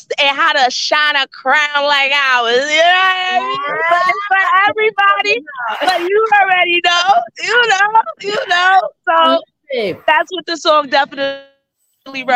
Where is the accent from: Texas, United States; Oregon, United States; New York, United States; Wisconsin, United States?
New York, United States; Yonkers; moved away as an adult; now in Middletown, United States; I'm in Yonkers. I'm from Yonkers. 914.